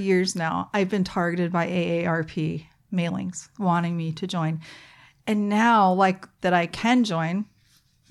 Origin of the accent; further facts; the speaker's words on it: the South, United States; moved away; growing up in the South